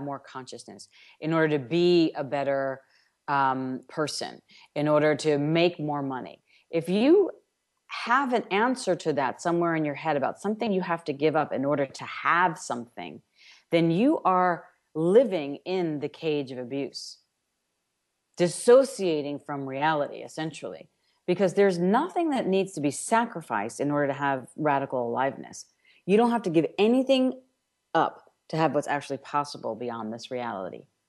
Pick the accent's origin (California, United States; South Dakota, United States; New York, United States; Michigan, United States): New York, United States; I'm from New York